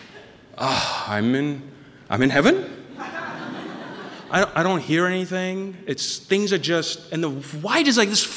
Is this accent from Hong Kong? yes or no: no; Pakistan; now in Maine, United States; I was born and raised in Pakistan